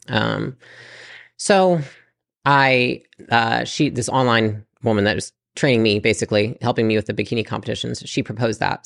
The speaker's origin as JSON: {"language": "English", "town": "Portage", "region": "Michigan", "country": "United States", "tie": "born or raised there", "also_born_or_lived": "California", "moved": "as an adult", "said": "I lived in Portage, Michigan, pretty small town."}